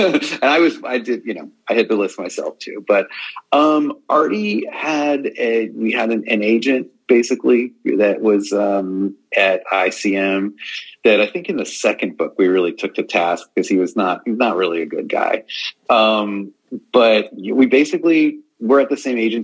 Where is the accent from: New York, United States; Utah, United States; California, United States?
New York, United States; Long Island; I grew up on Long Island, so I mean, I was a Stern guy for sure